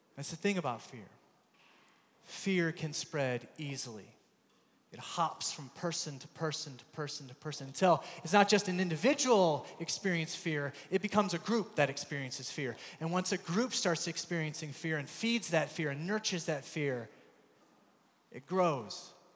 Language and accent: English; United States; accent: American; moved away; also born or lived in Belfast